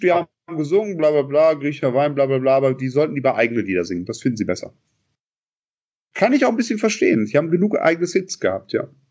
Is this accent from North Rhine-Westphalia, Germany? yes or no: yes; Bonn, North Rhine-Westphalia, Germany; als Bonner